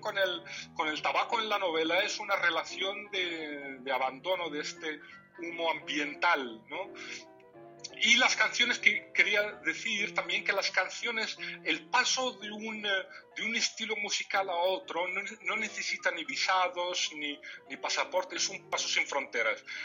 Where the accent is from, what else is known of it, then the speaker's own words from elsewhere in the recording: Morocco; first language Tamazight (Riffian Berber); Spanish is a second language; el amazir es mi lengua materna